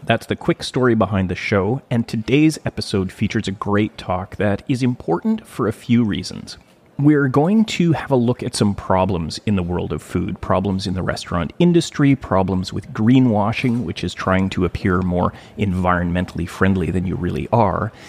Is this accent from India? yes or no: no; Thunder Bay, Ontario, Canada; now in West Coast, Canada; I grew up in Thunder Bay, Ontario, which is uh, in northwestern Ontario